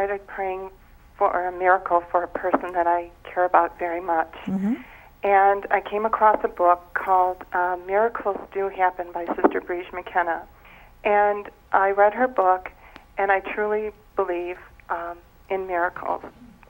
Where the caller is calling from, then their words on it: Illinois, United States; I am from Illinois.